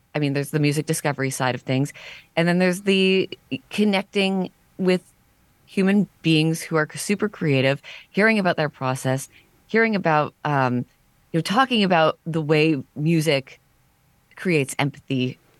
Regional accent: Stouffville, Ontario, Canada; also born or lived in Toronto; I was born in Toronto, then grew up in a suburb of Toronto called Stouffville

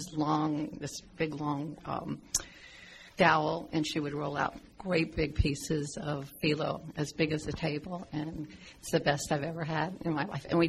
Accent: Miami, Florida, United States; I grew up in Miami

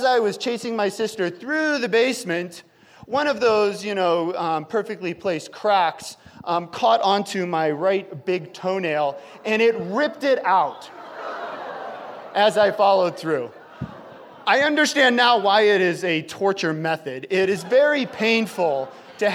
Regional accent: Chicago, Illinois, United States; now in Idaho, United States; We grew up in Chicago

